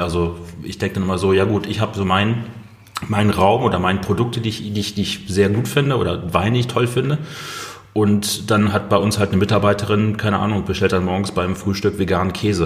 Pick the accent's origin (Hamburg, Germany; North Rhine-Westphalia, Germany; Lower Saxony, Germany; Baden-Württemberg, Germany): North Rhine-Westphalia, Germany; Ruhr area; im Ruhrgebiet, da wo ich herkomme